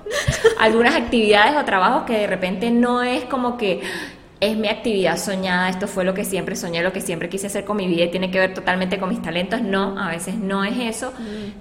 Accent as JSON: {"language": "Spanish", "country": "Venezuela", "tie": "born or raised there", "moved": "yes", "lives_now": "Colombia", "said": "nosotros que somos pues venezolanas eh, de nacimiento"}